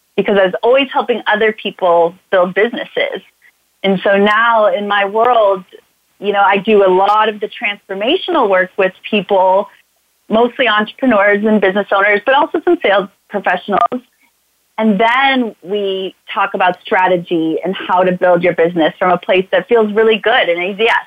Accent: St. Louis, Missouri, United States; moved away as an adult; also born or lived in Chicago, Illinois; I'm from St. Louis, Missouri. I moved to Chicago

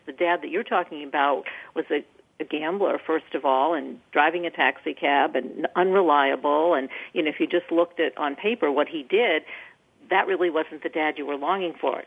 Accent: Maine, United States; moved away; I'm from Maine originally

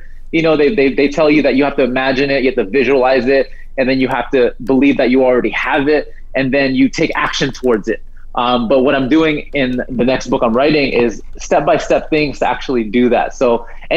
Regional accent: New Jersey, United States; now in San Diego, United States; I live here in San Diego, so like I grew up in New Jersey

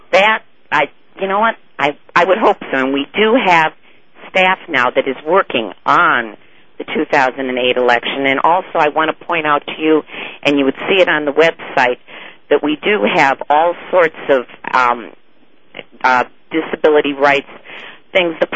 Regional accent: Wisconsin, United States; I'm from Wisconsin.

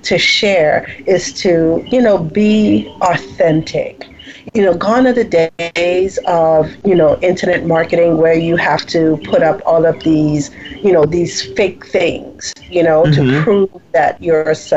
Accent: U.S. Virgin Islands; moved away as an adult; also born or lived in U.S. mainland; I'm from the Virgin Islands

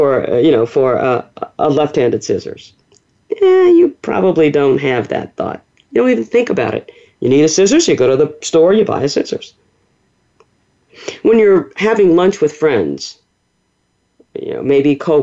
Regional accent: New Orleans, Louisiana, United States; I was born and raised in the Deep South. I'm a native of New Orleans

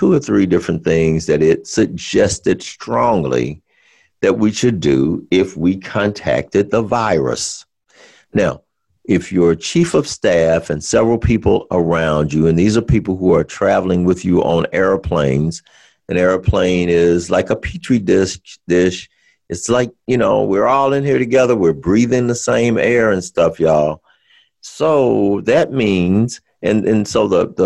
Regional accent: Alabama, United States; I'm from Alabama, so I can say y'all

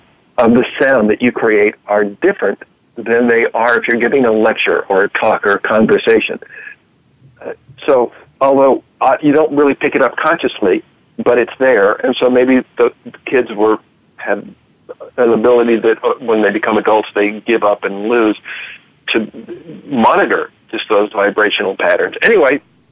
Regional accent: Southern California, United States; moved away as an adult; also born or lived in Oregon; I was raised in Southern California, mostly on the beaches on the weekends

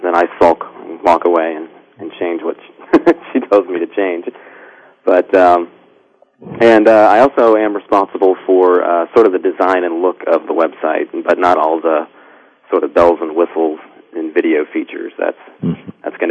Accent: Richmond, Virginia, United States; also born or lived in Pittsburgh, Pennsylvania; I was born in Pittsburgh, but my family moved to Richmond when I was about 5 years old

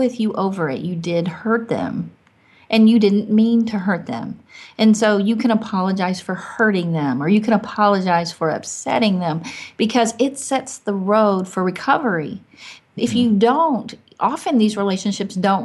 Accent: Arkansas, United States; moved away; also born or lived in Michigan; I'm from Arkansas

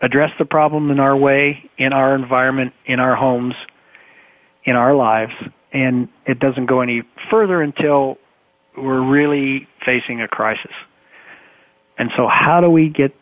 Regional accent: United States; I'm American and that's my experience and that's my upbringing

